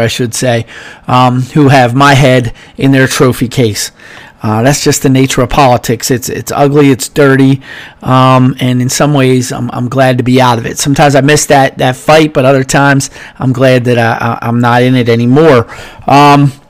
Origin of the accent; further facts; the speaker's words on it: United States; I'm an American first